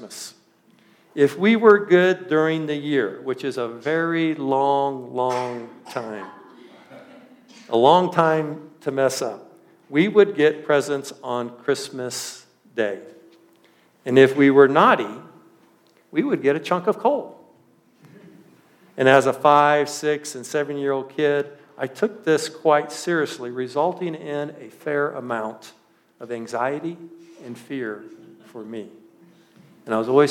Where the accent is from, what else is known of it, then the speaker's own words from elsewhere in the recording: central Washington, United States; now in Mancos, United States; I lived my early elementary years in a very small agricultural community, probably just a little bit bigger than Mancos in central Washington